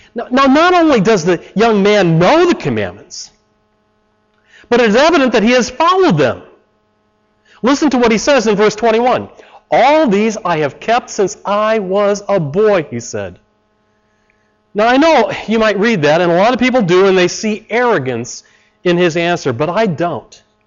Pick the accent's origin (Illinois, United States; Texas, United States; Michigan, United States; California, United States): Illinois, United States; Chicago; I come from Chicago